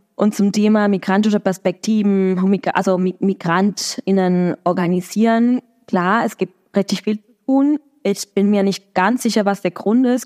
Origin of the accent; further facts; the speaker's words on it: Argentina; German is a second language; now in Berlin, Germany; in Argentinien, das ist, wo ich herkomme